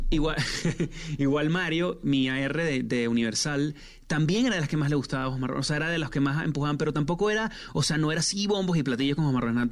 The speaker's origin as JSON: {"language": "Spanish", "country": "Venezuela", "said": "yo soy venezolano también, en Venezuela se dice marrones"}